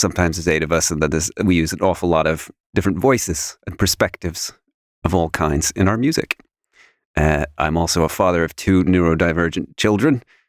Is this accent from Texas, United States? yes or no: no; New York, United States; also born or lived in Canada / Netherlands / London / Leeds; I'm kind of an international mutt. I've got four nationalities. I was born in Canada and kind of grew up in New York, the Netherlands, and eventually ended up in London and then Leeds.